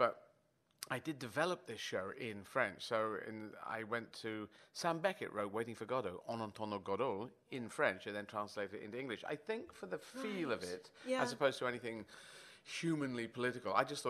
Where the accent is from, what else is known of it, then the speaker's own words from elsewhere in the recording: Yemen; born there; I was born in Yemen